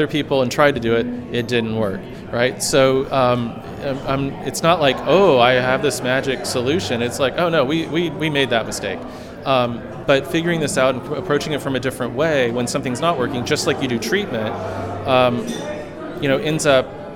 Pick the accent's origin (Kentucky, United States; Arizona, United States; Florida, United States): Florida, United States; I grew up in Florida